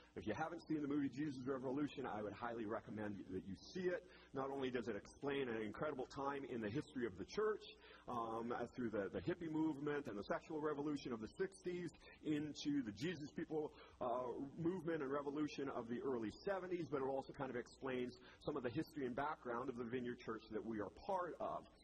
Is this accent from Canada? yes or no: yes; Rocky Mountains of British Columbia, Canada; now in Indiana, United States; I had the pleasure of growing up in the Rocky Mountains of British Columbia, Canada.